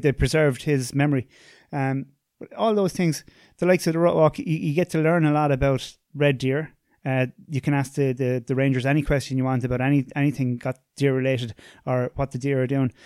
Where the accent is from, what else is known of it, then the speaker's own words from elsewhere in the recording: Tipperary, Munster, Ireland; I'm from, I'm from Tipperary